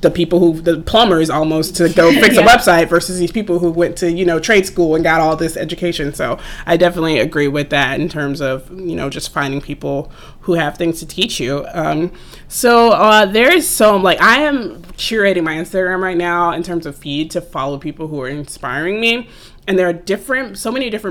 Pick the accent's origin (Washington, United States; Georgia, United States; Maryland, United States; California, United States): Georgia, United States; Atlanta; I'm from Atlanta actually originally